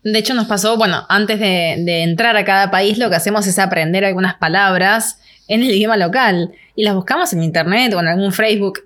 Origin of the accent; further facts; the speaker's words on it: Argentina; soy italiana, tengo pasaporte italiano, pero yo no es que digo soy italiana, soy argentina.